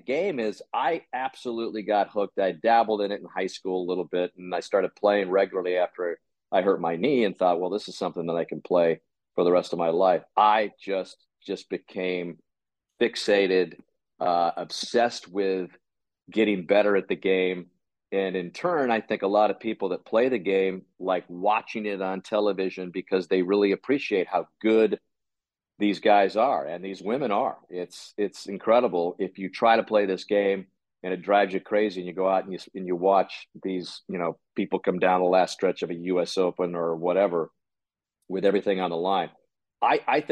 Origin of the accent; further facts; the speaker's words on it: Tucson, Arizona, United States; I grew up in Tucson, Arizona.